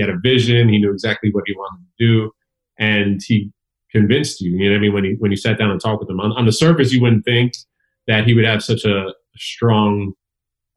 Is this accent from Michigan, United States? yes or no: no; Elizabeth, New Jersey, United States; I was surrounded by hip hop where I grew up. I come from Elizabeth, New Jersey